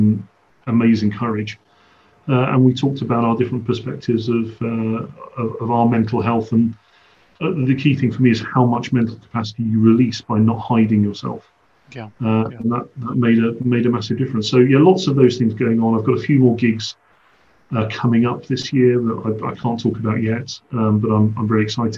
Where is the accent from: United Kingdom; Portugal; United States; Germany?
United Kingdom; London; moved away; I went to London. It was the first time in effectively my hometown as myself